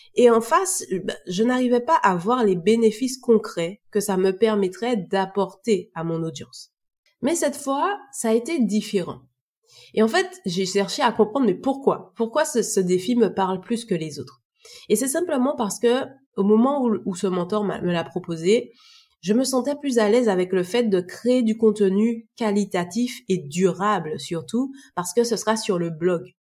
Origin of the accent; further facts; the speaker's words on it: Martinique; je suis originaire de la Martinique